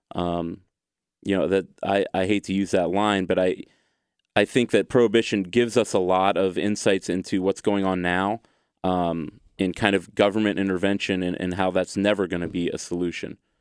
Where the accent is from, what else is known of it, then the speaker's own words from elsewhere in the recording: United States; I'm an American